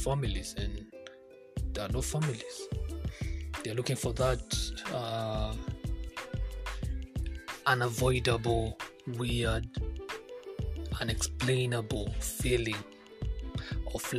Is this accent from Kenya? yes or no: yes; Kikuyu, Central Kenya, Kenya; first language Kikuyu; English is a second language; I'm a Kikuyu.